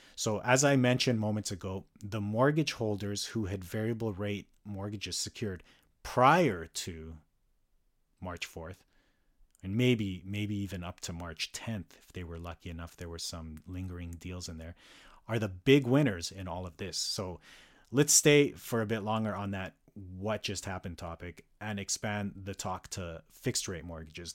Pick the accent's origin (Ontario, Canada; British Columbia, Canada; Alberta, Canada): Alberta, Canada; Calgary; moved away as an adult; now in North Vancouver, Canada; resides in North Vancouver and was born and raised in Calgary for much of my life